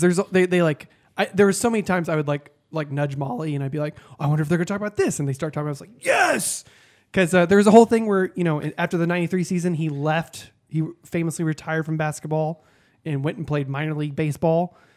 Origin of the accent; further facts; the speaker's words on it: Texas, United States; moved away; I grew up in Texas